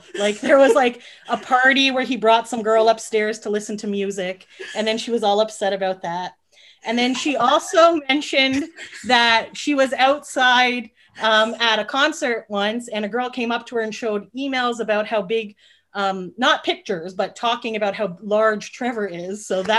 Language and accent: English; Canada; yes, we're from Canada.